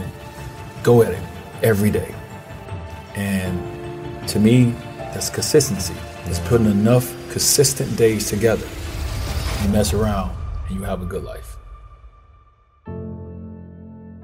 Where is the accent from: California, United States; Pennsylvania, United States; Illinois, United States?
Illinois, United States; Chicago; I grew up in Chicago.